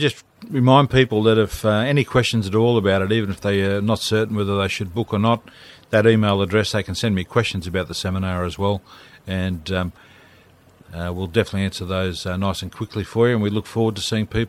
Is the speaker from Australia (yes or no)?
yes; Blue Mountains, New South Wales, Australia; I'm from the Blue Mountains.